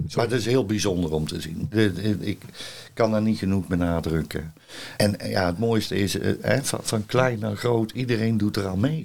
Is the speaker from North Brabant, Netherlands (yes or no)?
yes; North Brabant, Netherlands; moved away as an adult; also born or lived in Zevenbergen / Goeree-Overflakkee; ik kom uit Brabant en ik werk nu zes jaar hier